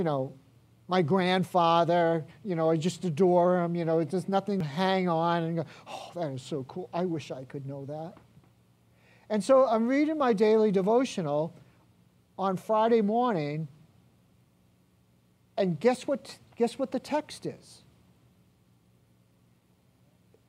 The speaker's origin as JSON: {"language": "English", "country": "Ireland", "said": "I'm Irish"}